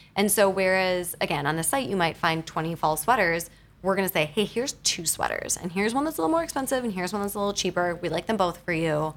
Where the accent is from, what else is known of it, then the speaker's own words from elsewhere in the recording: Wisconsin, United States; now in New York City, United States; I am from Wisconsin originally